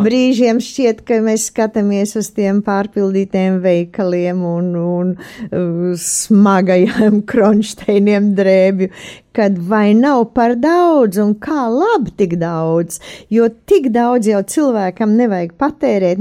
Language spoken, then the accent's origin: Latvian; Latvia